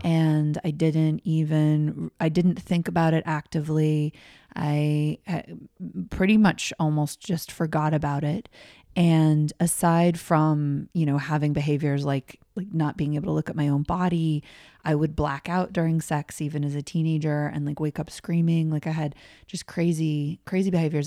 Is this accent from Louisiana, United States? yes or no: no; Colorado, United States; I grew up in Colorado, normal American family